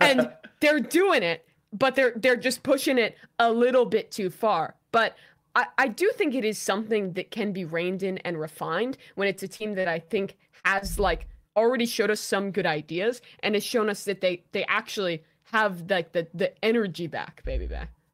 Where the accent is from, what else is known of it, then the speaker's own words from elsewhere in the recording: United States; as an American